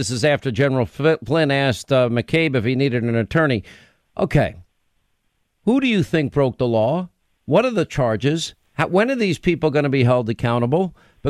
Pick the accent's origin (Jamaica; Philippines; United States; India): United States; New York; As a New Yorker, I can say this, by the way, because I'm from New York.